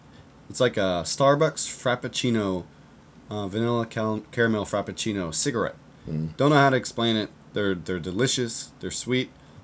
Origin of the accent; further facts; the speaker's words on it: United States; moved away as an adult; now in Japan; I'm 28, I'm from America. I've been living in Japan now for about 10 years, originally in the military.